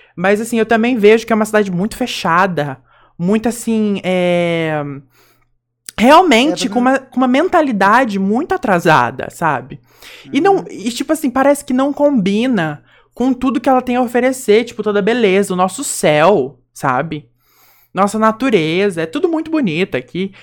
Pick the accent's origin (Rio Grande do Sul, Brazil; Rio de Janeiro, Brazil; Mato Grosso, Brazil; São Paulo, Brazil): São Paulo, Brazil; Mococa; accent: caipira; a gente é mocoquense